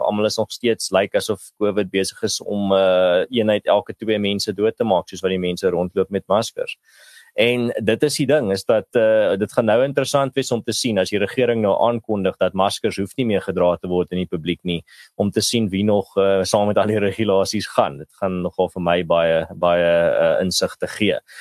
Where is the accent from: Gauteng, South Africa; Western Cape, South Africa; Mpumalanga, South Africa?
Western Cape, South Africa; Malmesbury; in die dorpie waar ek groot geword het in Mamesbury